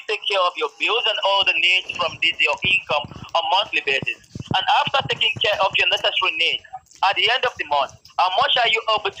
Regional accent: United Kingdom; I'm from the UK.

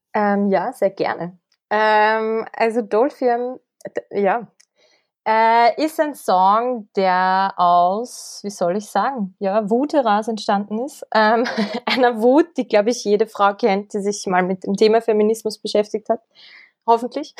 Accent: Kremsmünster, Upper Austria, Austria; moved away as an adult; now in Vienna, Austria; Ich komme aus Oberösterreich, aus dem schönen Grimmsmünster

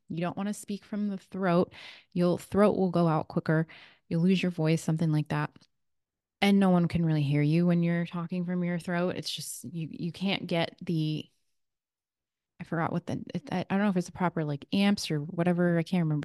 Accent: Redondo Beach, California, United States; now in Sedona, United States; I grew up in Redondo Beach, California

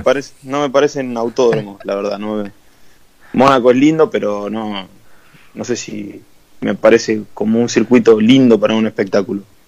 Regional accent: Argentina; como buen argentino

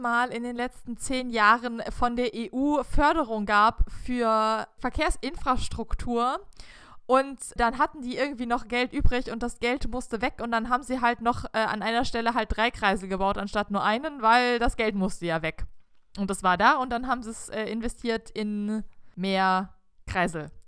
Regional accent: Germany; als Deutscher

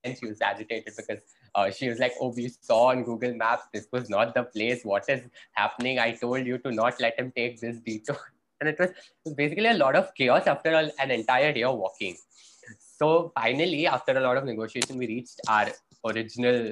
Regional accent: India

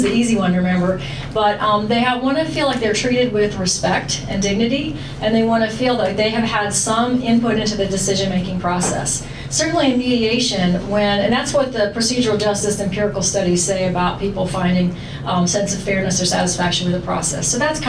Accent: Florida, United States; accent: Southern; also born or lived in Chicago; But I'm from Florida originally, and then Chicago before that, so hopefully I've lost most of my Southern accent.

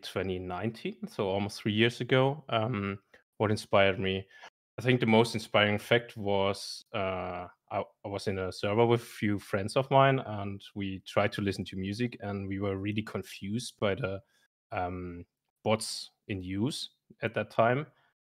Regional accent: Germany; I'm coming from Germany

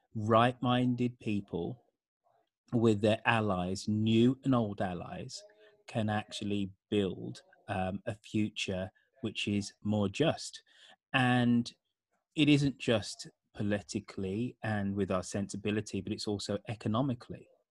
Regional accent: United Kingdom; moved away as an adult; also born or lived in San Francisco Bay Area; now in San Francisco, United States; being British and growing up in the seventies, eighties, and nineties

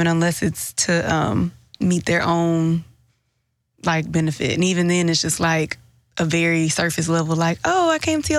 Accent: Houston, Texas, United States; because I'm from Houston.

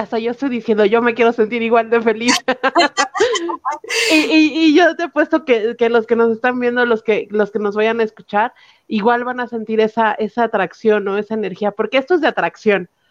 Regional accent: Mexico; como mexicanos

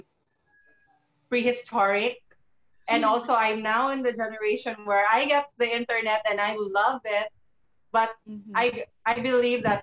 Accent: Cebu City, Central Visayas, Philippines; I'm 35 years old, female from Cebu City.

